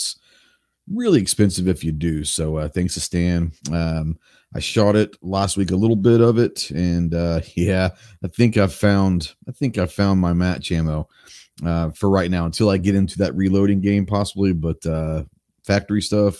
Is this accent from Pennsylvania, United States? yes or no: no; Dallas, Texas, United States; When I was growing up in Dallas